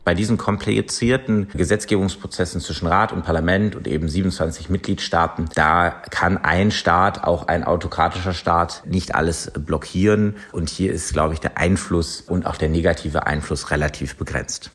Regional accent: Germany; bei uns in Deutschland

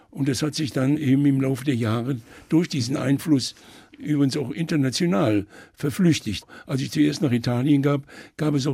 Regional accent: Mayen, Rhineland-Palatinate, Germany; Aber ich habe damals in meiner Heimatstadt Main in der Eifel einen Vortrag halten sollen zur 700-jährigen Geschichte der Stadt.

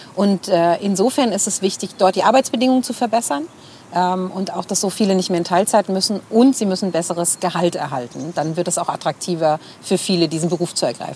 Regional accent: Bad Soden am Taunus, Hesse, Germany; ich bin hier geboren in den Main-Taunus-Kliniken in Bad Soden

